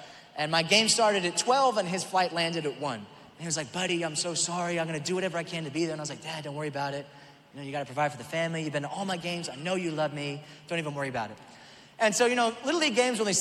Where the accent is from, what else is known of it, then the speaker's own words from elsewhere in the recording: Auckland, New Zealand; moved away; That's where I was born, Auckland, New Zealand.